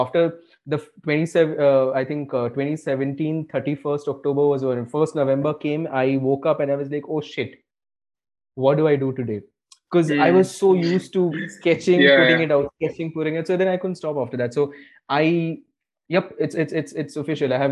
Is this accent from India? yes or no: yes; India; an Indian kid, right? Like growing up in India, middle class